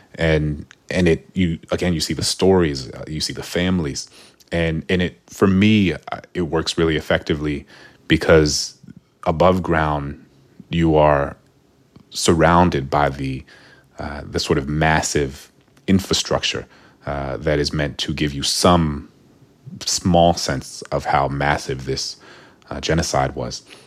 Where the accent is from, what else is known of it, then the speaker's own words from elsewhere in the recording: New Orleans, Louisiana, United States; I was from New Orleans